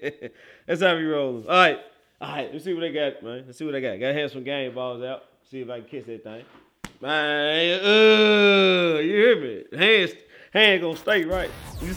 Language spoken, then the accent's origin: English; Memphis, Tennessee, United States; I'm from Memphis.